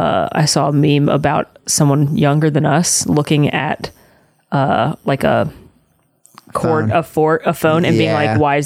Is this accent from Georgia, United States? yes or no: yes; Atlanta, Georgia, United States; growing up in Atlanta